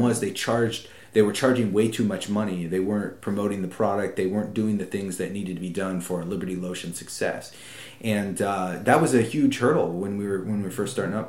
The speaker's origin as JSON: {"language": "English", "country": "United States", "said": "as an American"}